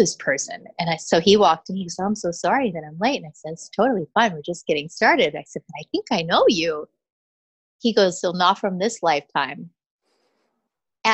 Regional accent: Michigan, United States; moved away; also born or lived in Los Angeles, United States / Bali, Indonesia; I'm from Michigan, actually, but I lived in Los Angeles for many years

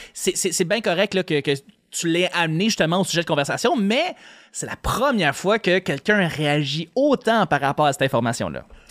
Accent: Quebec, Canada; ici au Québec

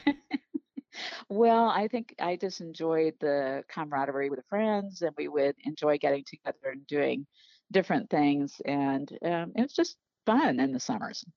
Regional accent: Arkansas, United States; also born or lived in Iowa; I was born in Iowa, but we moved to Arkansas when I was seven

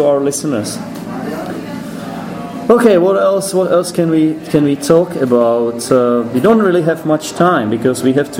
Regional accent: Czechia; first language Czech; English is a second language; I do, but Czech is my mother tongue.

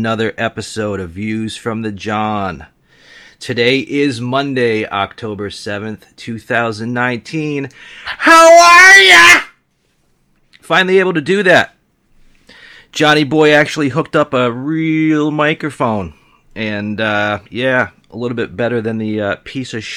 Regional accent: Western Massachusetts, United States; I was born and raised in Western Massachusetts, just a stone's throw from Boston.

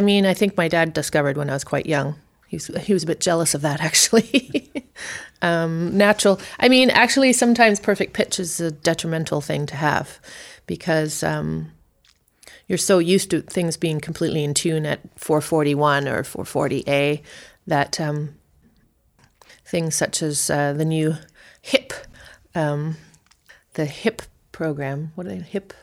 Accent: South Africa; moved away; we left South Africa

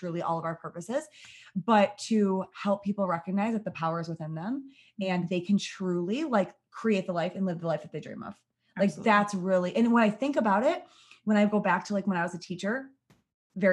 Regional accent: Michigan, United States; I was born and raised in Michigan

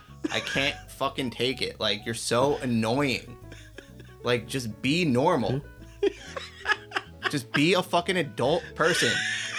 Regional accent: United States; I'm American.

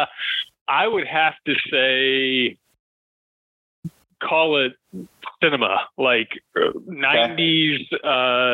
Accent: Raleigh, North Carolina, United States; Me growing up in Raleigh, North Carolina

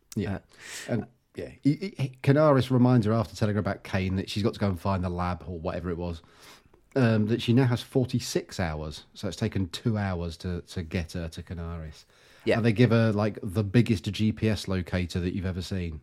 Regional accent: England, United Kingdom; we're English

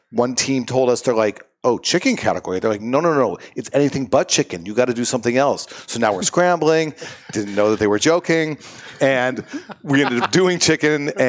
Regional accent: Seattle, Washington, United States; moved away; I grew up in Seattle

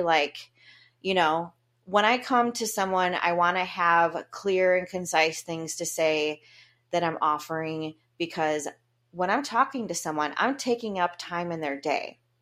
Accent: Grand Haven, Michigan, United States; Grand Haven, Michigan, where I was going to live in my favorite house, and my hometown

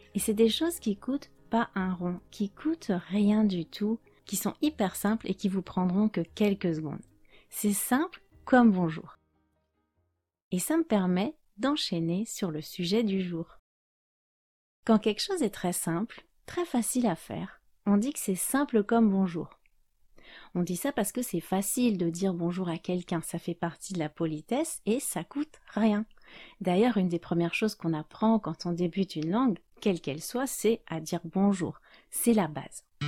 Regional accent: France; je suis française

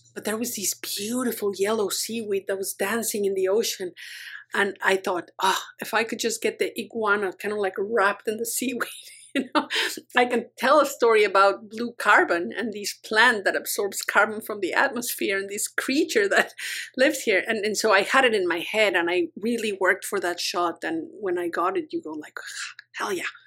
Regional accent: Mexico; moved away as an adult; also born or lived in United States; now in Vancouver Island, Canada; I grew up in Mexico

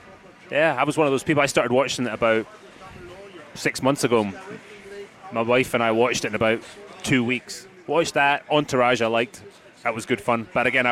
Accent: Broxburn, Scotland, United Kingdom; first language English; Broxburn, Scotland, 19th of May, 1973.

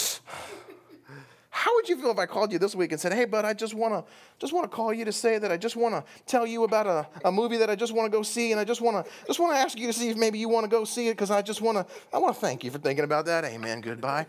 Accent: United States; we as American evangelicals

